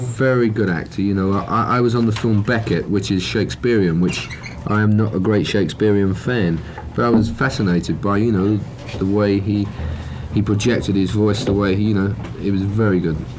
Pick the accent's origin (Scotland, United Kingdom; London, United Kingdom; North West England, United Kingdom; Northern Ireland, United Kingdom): London, United Kingdom; we're from London